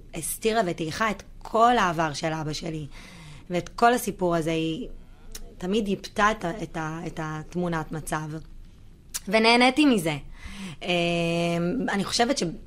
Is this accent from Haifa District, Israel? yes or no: no; Herzliya, Tel Aviv District, Israel; גדלתי בהרצליה בשכונה קטנה